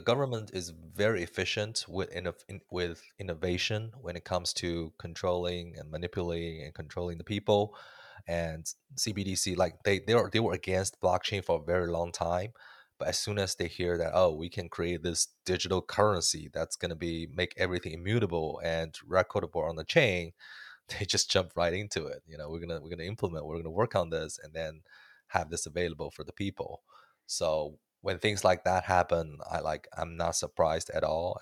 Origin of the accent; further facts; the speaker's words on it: Canada; as a Canadian man